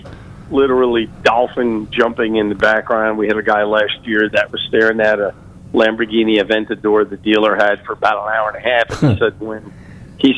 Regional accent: Long Island, New York, United States; now in Florida, United States; I'm from Long Island, New York

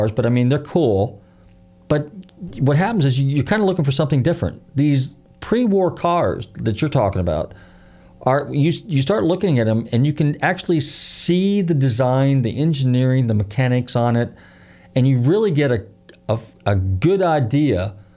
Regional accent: Marin County, Northern California, United States; now in Pinellas County, United States; I grew up in Northern California, and one of the last projects that Lloyd Wright did was the convention center, Terra Linda, which is in Marin County, where I grew up.

